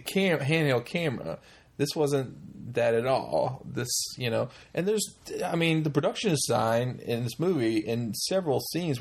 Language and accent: English; North Carolina, United States; my home state in its full glory, because that's where they film this movie